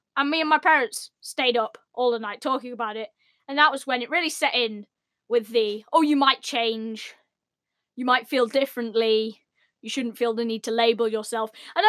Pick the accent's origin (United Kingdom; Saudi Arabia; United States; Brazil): United Kingdom; Even though we're British.